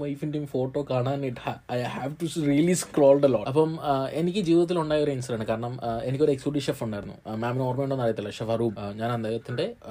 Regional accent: Malayali, Kerala, India; ഞാനൊരു hard core മലയാളിയാണ്

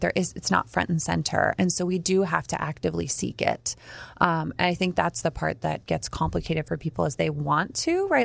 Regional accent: New Jersey, United States; I grew up near the Joint Bases in Jersey

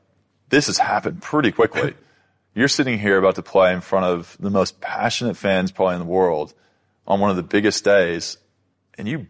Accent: United States; moved away as an adult; now in Australia; Probably the most Australian-American. I still love American. I'm still American, but I'm half and half now

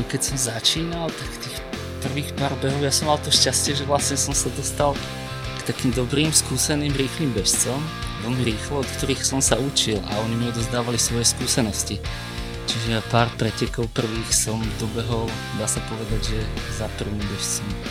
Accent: Budča, Banská Bystrica Region, Slovakia; now in near Trnava, Slovakia; pochádzam zo stredného Slovenska, vlastne z malej dedinky Buča, to je pri Zvolene

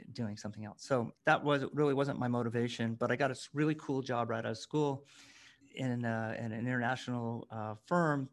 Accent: near San Francisco, California, United States; we grew up near San Francisco

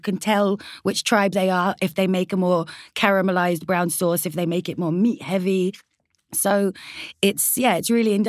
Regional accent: United Kingdom; We serve it, as you've seen, slightly differently because we're British Afghan.

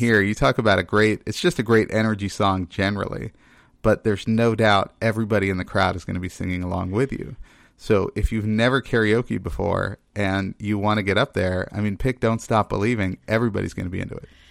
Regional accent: Texas, United States; moved away; also born or lived in Maine; growing up in Texas

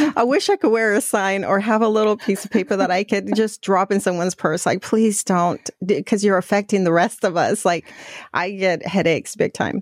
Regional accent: Mexico; moved away; we're originally from Mexico

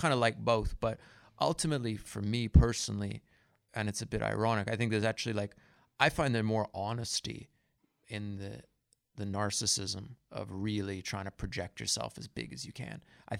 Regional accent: India; also born or lived in Goa; It could, yeah, I grew up in India, you know. I spent a lot of time in Goa.

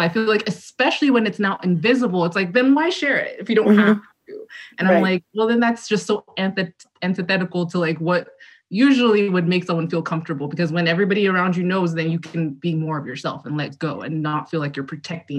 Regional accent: Nigeria; as a Nigerian

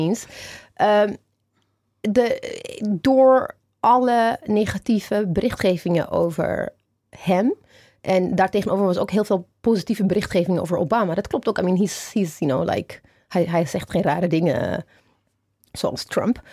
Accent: Ethiopia; now in Netherlands; mijn geboorteland, Ethiopië

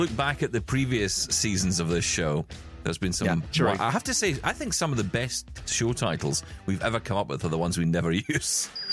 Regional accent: Scotland, United Kingdom; in our family because we're Scottish

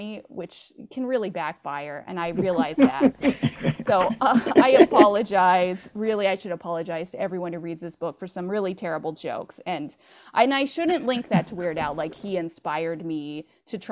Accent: Bakersfield, California, United States; That's my hometown

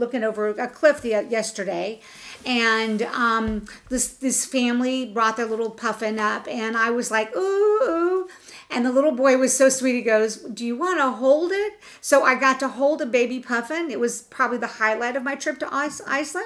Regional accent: Florida, United States; we're from Florida

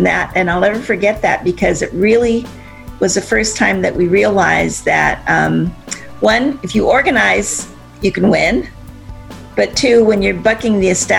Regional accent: Azusa, California, United States; the city that I grew up in Azusa. It's just a small community

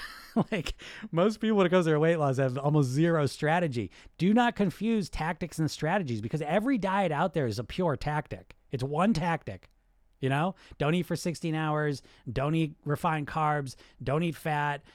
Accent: United States; So I'm Greek, I grew up in America

